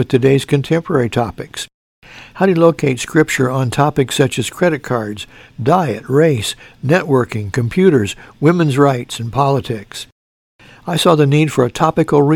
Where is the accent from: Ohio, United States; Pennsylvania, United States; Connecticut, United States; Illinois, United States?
Illinois, United States; Mount Carmel; when I was in high school in my hometown of Mount Carmel, Illinois